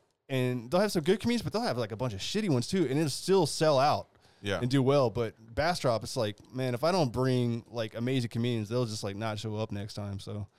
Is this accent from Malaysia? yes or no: no; Munster, Ireland; now in Cork, Ireland; Kerry man living in Cork. Like, oh my gosh. You see, the boys were taking a piss out of me. They found out I'm from Kerry. North Kerry, no less.